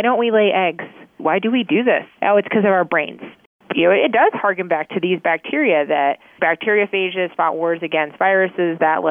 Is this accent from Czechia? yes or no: yes; Czechia; now in United States; I'm actually originally from the Czech Republic, where women stay home for 2 years after they have a baby.